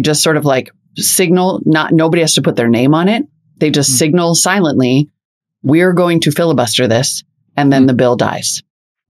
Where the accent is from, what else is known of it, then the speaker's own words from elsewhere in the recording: Montana, United States; I'm from Montana. Like, you're I am from Montana. I was raised to believe that we shouldn't live in a country where only the cops have guns.